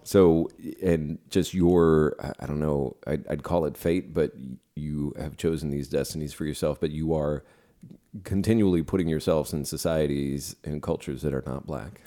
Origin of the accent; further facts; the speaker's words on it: San Francisco, California, United States; moved away; Japanese American people I grew up with in San Francisco